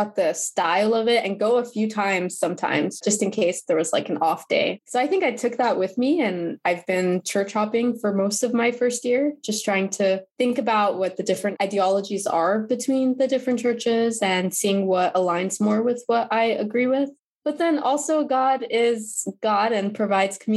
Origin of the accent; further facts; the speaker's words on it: New Jersey, United States; also born or lived in Pennsylvania; now in Connecticut, United States; I grew up in New Jersey.